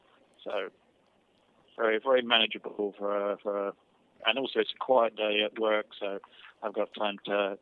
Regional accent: England, United Kingdom; now in New Jersey, United States; I'm an Englishman, but I live and work in New York now. I live in New Jersey and work in New York.

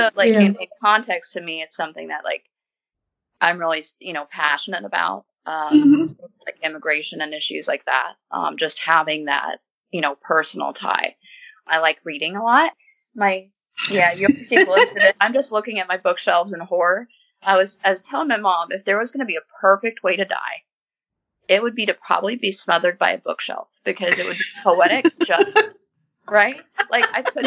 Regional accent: Indiana, United States; I am from Indiana, born and raised.

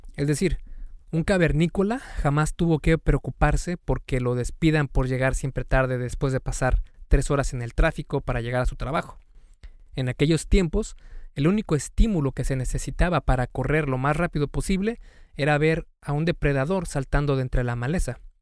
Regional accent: Mexico; en México especialmente, que es de donde soy yo

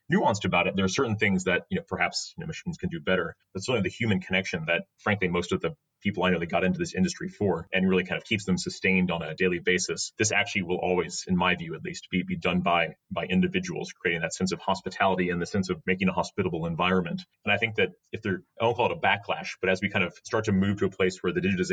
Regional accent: United States; now in United Kingdom; As American

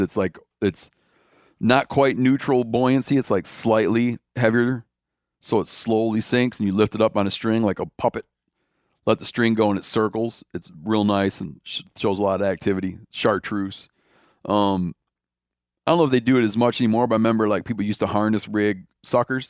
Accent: Michigan, United States; moved away; when I grew up in Michigan, at first, for most of my life that I lived there

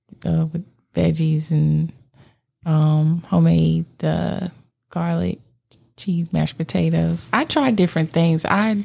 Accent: Virginia, United States; I grew up on the East Coast in Virginia. So we would go to Norfolk, Virginia Beach

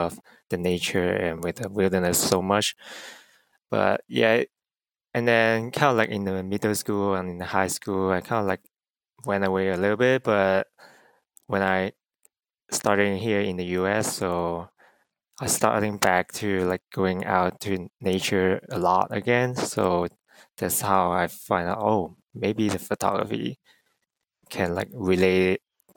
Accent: China; English is a second language; moved away as an adult; also born or lived in United States; I'm from China. But I was a student here in the US. So that's why my English is not really bad

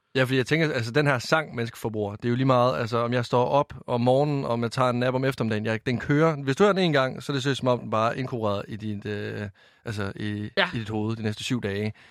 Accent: Varde, Southern Denmark, Denmark; moved away; Jeg kommer fra Varde i Vestjylland

